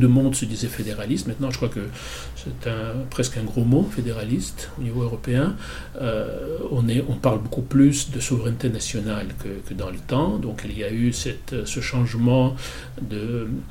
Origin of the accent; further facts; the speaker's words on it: Russia; moved away; j'ai grandi aussi. Et je suis parti encore de l'Union soviétique.